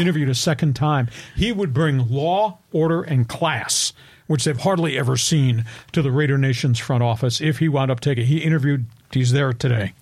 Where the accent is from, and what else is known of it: Long Island, New York, United States; born or raised there; moved away